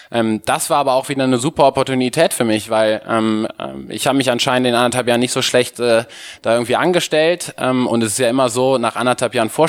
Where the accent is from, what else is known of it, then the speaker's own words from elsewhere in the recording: Cologne, North Rhine-Westphalia, Germany; Ähm, ich bin äh, gebürtiger Kölner, habe BWL studiert